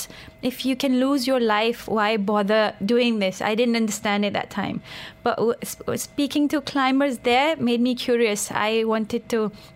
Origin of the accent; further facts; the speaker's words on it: Pakistan; now in Dubai, United Arab Emirates; I'm from Pakistan